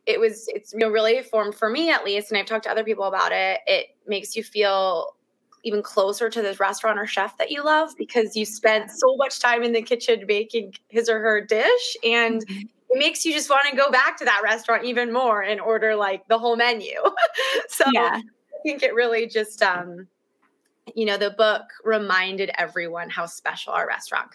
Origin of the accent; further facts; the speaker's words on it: San Diego, California, United States; growing up in San Diego